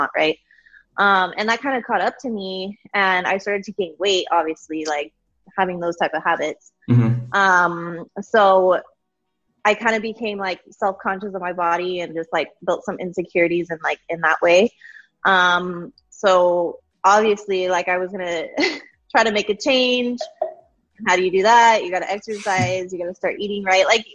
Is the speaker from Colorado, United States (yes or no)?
yes; Colorado, United States; moved away as an adult; now in McAllen, United States; I am from Colorado. I live in Texas now